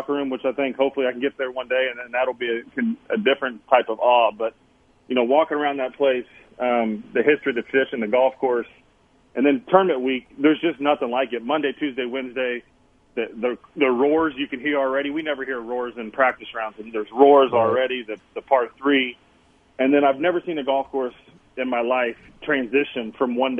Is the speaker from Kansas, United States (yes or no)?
yes; Kansas, United States; growing up in Kansas, you know, being around Tom Watson